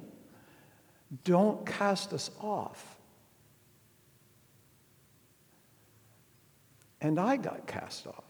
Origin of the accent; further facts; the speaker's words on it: United States; I was raised in the tail end of that old America